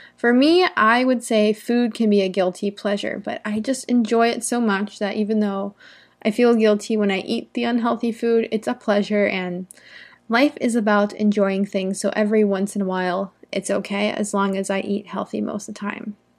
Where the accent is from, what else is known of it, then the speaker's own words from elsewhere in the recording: United States; I'm an American English teacher from here in the United States